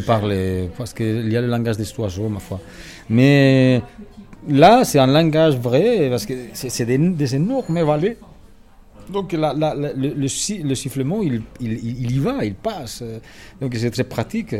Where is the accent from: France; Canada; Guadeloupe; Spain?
Spain; moved away as an adult; now in Switzerland; je parle, que je suis espagnol